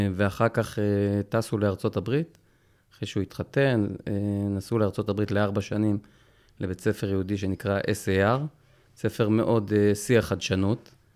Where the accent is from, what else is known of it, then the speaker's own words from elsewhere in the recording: Jerusalem, Jerusalem District, Israel; גדלנו ברובע היהודי